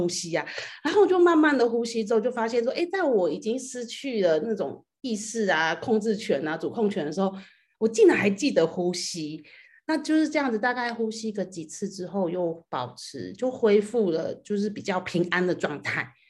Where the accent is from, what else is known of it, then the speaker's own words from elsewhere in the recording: Taiwan; 然后呃，我来自台湾，